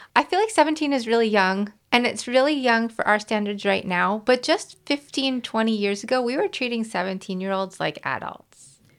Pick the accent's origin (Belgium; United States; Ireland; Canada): Canada; I grew up in Canada